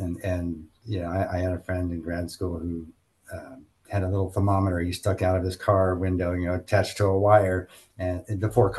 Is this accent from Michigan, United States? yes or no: no; San Francisco Bay Area, California, United States; I grew up in California